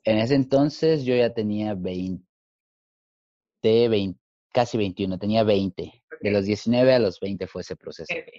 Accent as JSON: {"language": "Spanish", "region": "Mexico City", "country": "Mexico", "tie": "born or raised there", "also_born_or_lived": "New York, United States", "moved": "as an adult", "lives_now": "Los Angeles, United States", "said": "soy nacido en la, bueno, en la Ciudad de México y crecí ahí también"}